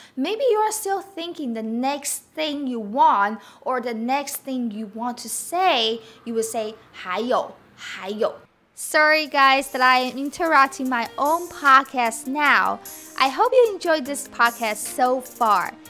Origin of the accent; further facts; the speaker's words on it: Taiwan; Since I'm from Taiwan